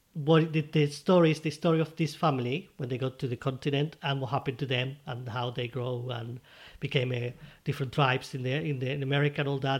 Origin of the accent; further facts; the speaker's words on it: Spain; English is a second language; moved away; I'm from Spain